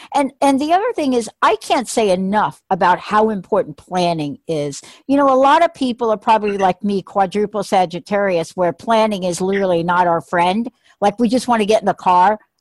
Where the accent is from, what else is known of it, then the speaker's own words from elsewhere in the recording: New York City, New York, United States; also born or lived in New Jersey; now in Washington State, United States; I'm a native New Yorker